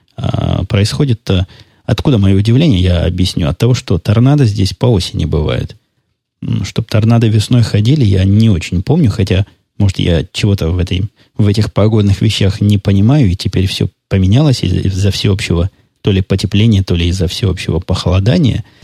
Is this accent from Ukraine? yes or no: yes; Mariupol, Donetsk Oblast, Ukraine; first language Russian; moved away; я, напомню вам, долго жил в Донецкой области, в городе Мариуполе